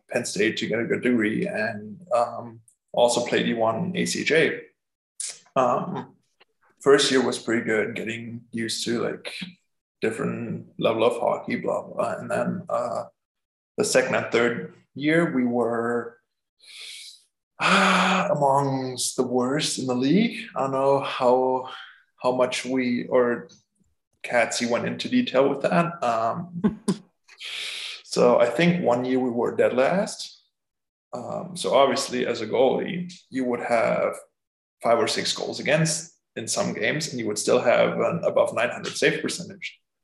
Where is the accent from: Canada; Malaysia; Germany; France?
Germany; moved away as an adult; I'm from Germany.